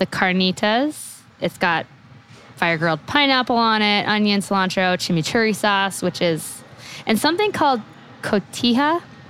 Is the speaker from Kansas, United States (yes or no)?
yes; Kansas, United States; also born or lived in Boston; I'm from Kansas